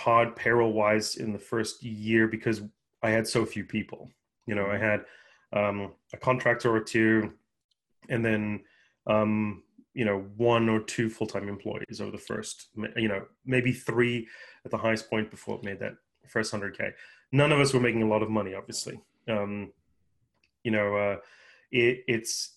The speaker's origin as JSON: {"language": "English", "country": "South Africa", "tie": "born or raised there", "also_born_or_lived": "Japan", "moved": "as an adult", "lives_now": "United States", "said": "I'm born and raised in South Africa, moved here with my parents after my first year of college"}